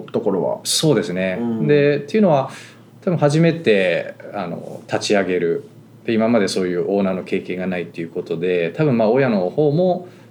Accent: Fukushima, Japan; born or raised there; moved away as an adult; now in United States

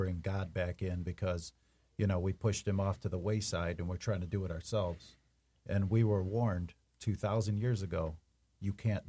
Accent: Detroit, Michigan, United States; we were so poor, you know, and I grew up down in Southwest Detroit

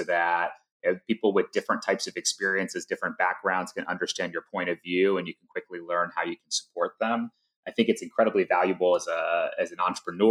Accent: Atlanta, Georgia, United States; Life growing up in Atlanta was great. Yeah, so John and I grew up in the suburbs right outside of Atlanta

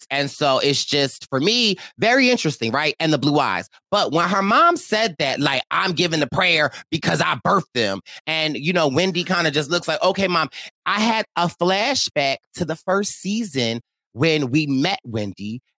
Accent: Athens, Georgia, United States; I'm from Athens. I'm from Athens too.

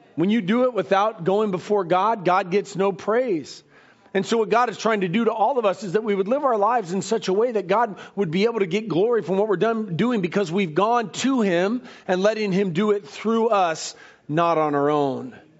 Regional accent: United States; I was born and raised in America

